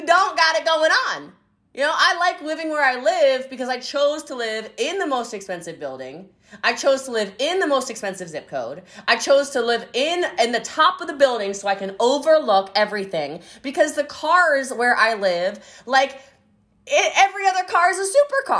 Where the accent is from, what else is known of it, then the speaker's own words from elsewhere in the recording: United States; I love being American. I think it is a blessing that I was born here